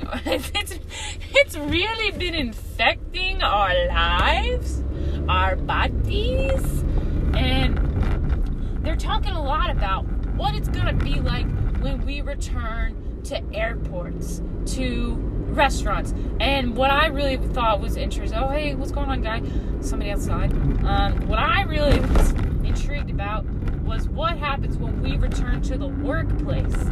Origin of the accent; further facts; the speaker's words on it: New York, United States; I'm from New York. From New York, I pick up Red Lobster.